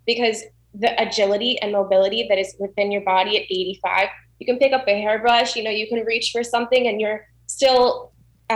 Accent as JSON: {"language": "English", "region": "South Florida", "country": "United States", "tie": "born or raised there", "also_born_or_lived": "Orlando", "said": "I was born in Orlando. I grew up in South Florida"}